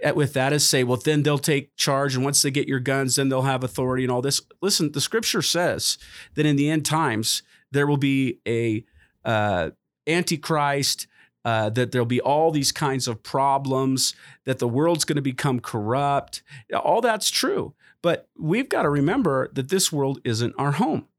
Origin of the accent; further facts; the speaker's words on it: United States; as an American